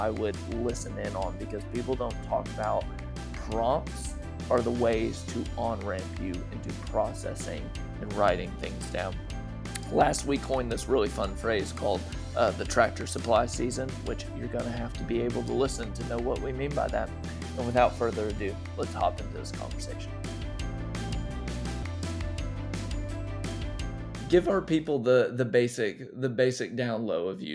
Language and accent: English; Austin, Texas, United States; accent: Southern; I am from the Austin area